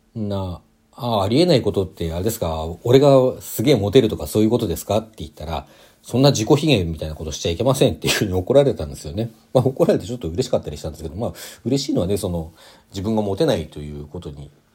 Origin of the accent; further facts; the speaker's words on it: Hokkaido, Japan; 北海道出身ですけども